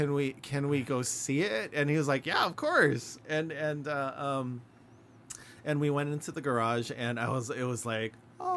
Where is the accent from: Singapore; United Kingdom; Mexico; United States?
United States; I'm American.